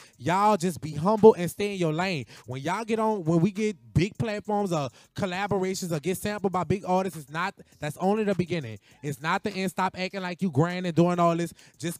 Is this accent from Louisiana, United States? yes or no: yes; New Orleans, Louisiana, United States; I'm a rapper from New Orleans, and I'm just on rum and bass.